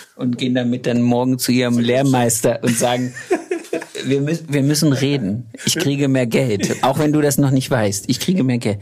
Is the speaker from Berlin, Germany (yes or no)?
no; Thuringia, Germany; now in Baden-Württemberg, Germany; aus Thüringen, wo ich herkomme